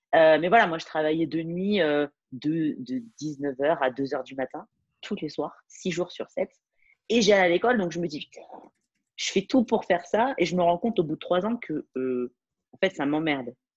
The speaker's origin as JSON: {"language": "French", "country": "France", "moved": "as an adult", "said": "je, suis française"}